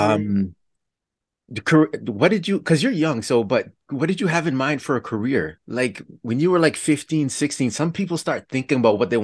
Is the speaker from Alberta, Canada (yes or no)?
no; Toronto, Ontario, Canada; I grew up in Toronto